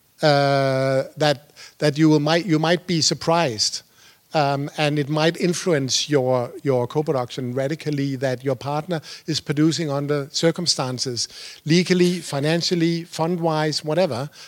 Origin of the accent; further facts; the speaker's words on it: Denmark; I used to be a producer. I'm from Denmark.